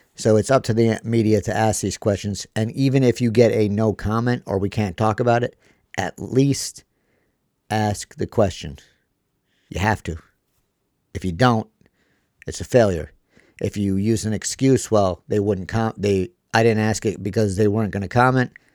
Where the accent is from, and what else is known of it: United States